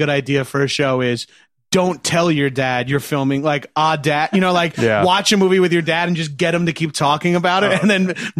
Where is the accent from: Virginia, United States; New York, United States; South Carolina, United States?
New York, United States; Long Island; I'm from Long Island